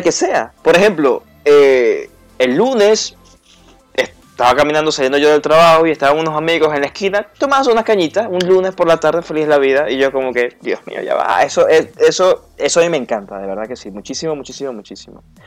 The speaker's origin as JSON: {"language": "Spanish", "town": "Maracaibo", "region": "Zulia", "country": "Venezuela", "moved": "as an adult", "lives_now": "Madrid, Spain", "said": "como buen maracucho"}